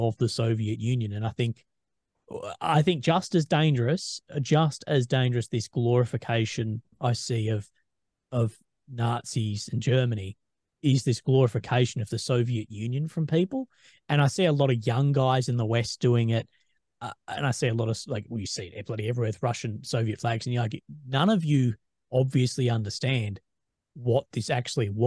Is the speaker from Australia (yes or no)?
yes; Australia; I'm Australian